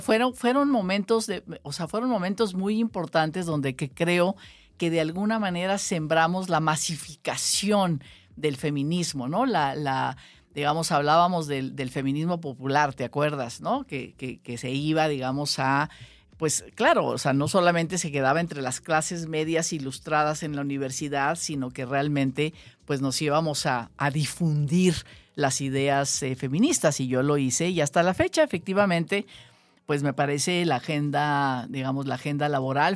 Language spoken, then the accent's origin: Spanish; Ciudad Obregón, Sonora, Mexico; now in Mexico City, Mexico; Yo soy sonorense, sonorense de Ciudad Obregón